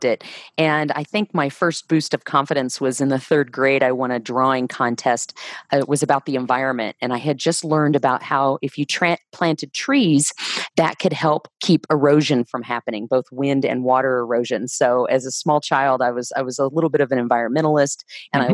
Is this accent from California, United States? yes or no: no; Leavenworth, Kansas, United States; moved away as an adult; also born or lived in Durango, Colorado; I grew up in Leavenworth, Kansas